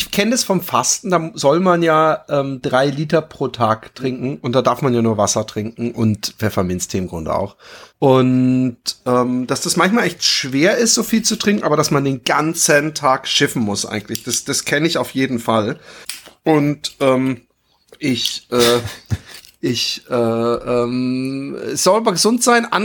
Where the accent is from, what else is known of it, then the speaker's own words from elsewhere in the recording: Baden-Württemberg, Germany; Als Schwabe ich finde, es, es, äh, ich finde, es, es gibt eine Menge, es gibt eine Menge äh